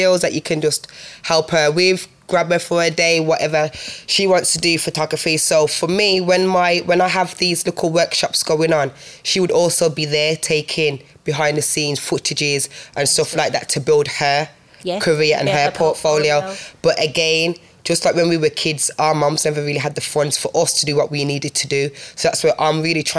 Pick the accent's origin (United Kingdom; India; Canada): United Kingdom; Birmingham, West Midlands; also born or lived in Handsworth / Newtown; I'm from Laidwood.